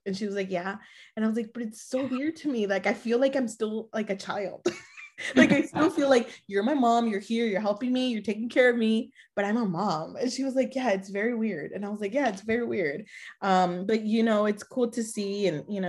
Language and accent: English; Los Angeles, California, United States; also born or lived in Mexico; now in San Antonio, United States; we were raised in Los Angeles